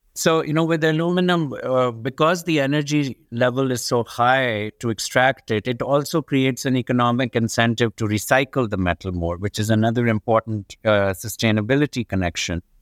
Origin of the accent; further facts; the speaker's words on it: Pakistan; moved away as an adult; now in United States; I grew up in Pakistan, in a developing country